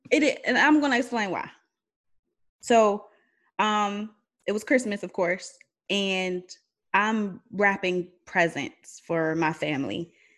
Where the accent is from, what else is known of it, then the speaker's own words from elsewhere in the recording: Aliquippa, Pennsylvania, United States; I'm from Aliquippa, which is outside of Pittsburgh